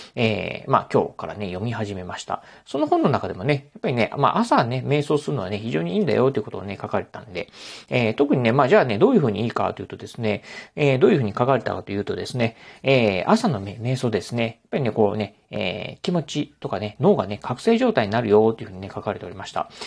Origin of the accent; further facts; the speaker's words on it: Kochi, Japan; now in Kurashiki, Japan; 子供の頃はね、あの、高知に住んでたんですけど